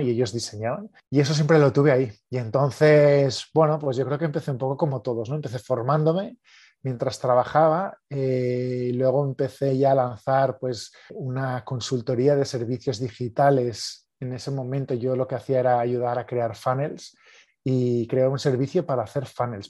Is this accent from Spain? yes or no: yes; Barcelona, Catalonia, Spain; soy de Barcelona, de España